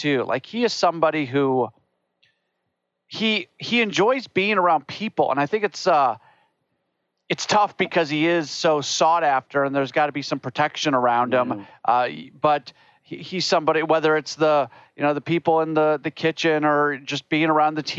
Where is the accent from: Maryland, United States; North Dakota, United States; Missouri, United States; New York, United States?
Missouri, United States; St. Louis; moved away; I grew up in St. Louis